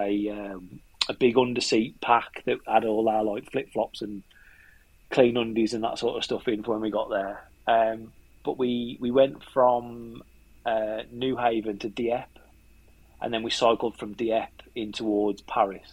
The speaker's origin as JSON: {"language": "English", "town": "Wolverhampton", "region": "West Midlands", "country": "United Kingdom", "accent": "yam yam", "said": "we're both from Wolverhampton."}